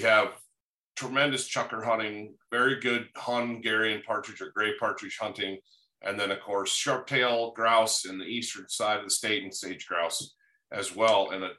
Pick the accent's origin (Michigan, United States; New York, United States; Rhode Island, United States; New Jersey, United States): Michigan, United States; Upper Peninsula; now in Wyoming, United States; I grew up in the Upper Peninsula, as a lot of listeners know